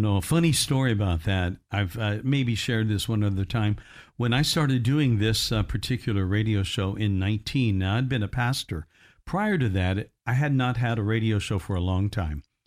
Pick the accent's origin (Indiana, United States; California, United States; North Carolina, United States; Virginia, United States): Indiana, United States; moved away; my hometown up in Indiana